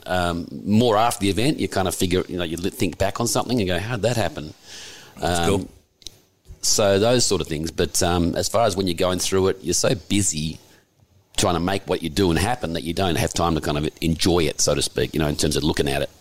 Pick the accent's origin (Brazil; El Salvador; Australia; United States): Australia; Perth, Western Australia; moved away as an adult; now in Sydney, Australia; I come from Perth originally. Right. But uh, I moved here when I was in my early 20s